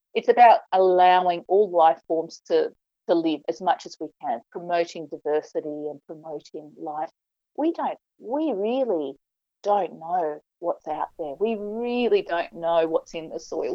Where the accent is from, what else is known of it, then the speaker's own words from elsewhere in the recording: Western Australia, Australia; I grew up in Western Australia